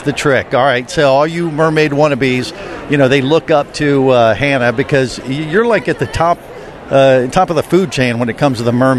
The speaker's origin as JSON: {"language": "English", "region": "Ohio", "country": "United States", "tie": "born or raised there", "moved": "yes", "lives_now": "Florida, United States", "said": "I grew up in Ohio, ended up in Florida."}